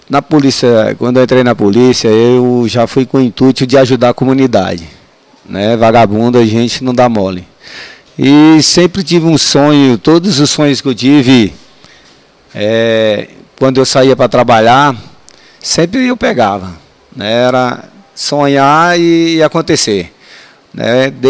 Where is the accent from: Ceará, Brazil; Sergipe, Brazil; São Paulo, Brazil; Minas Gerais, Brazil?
Ceará, Brazil; Pereiro; born there; also born or lived in Brasília; now in Ceilândia, Brazil; nasci no Ceará, né, em Pereiro. Vim para Brasília em 67. Morei na Vila do API.